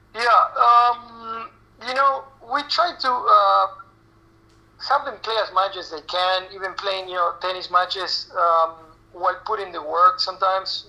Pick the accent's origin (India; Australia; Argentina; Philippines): Argentina; moved away as an adult; also born or lived in South Florida, United States; now in United States; I moved to the U.S. in 98 from Argentina. I'm originally from Argentina. Uh, we moved to South Florida, um, and I was 18 years old.